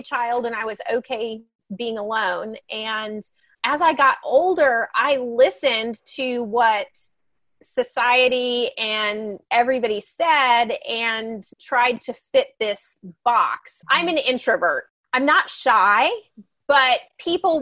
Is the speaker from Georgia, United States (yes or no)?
yes; Georgia, United States; I was born in Georgia